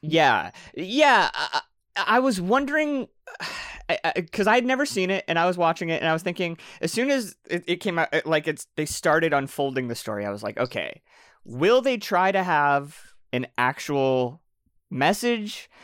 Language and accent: English; Canada; I'm Canadian